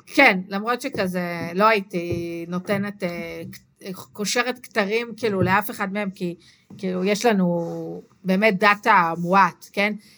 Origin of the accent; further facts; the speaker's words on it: Israel; גדלתי במושב